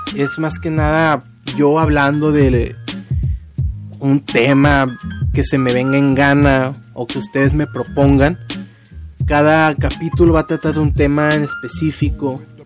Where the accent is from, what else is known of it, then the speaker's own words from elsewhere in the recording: Culiacán, Sinaloa, Mexico; soy de Culiacán, Sinaloa